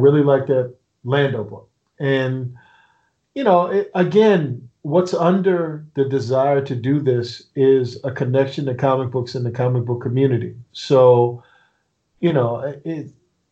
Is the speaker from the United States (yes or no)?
yes; Annapolis, Maryland, United States; I'm from Annapolis, Maryland